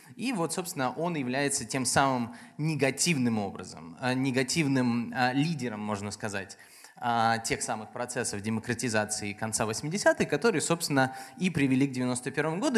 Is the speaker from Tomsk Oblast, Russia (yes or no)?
yes; Tomsk, Tomsk Oblast, Russia; я родом из Томска